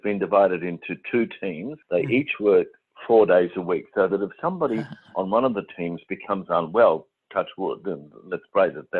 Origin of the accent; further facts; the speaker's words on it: Queensland, Australia; I grew up in Queensland